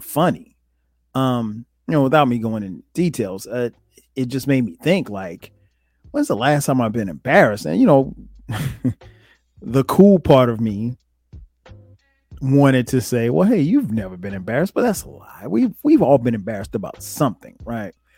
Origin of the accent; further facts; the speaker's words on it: Florence, South Carolina, United States; I grew up in Florence, South Carolina.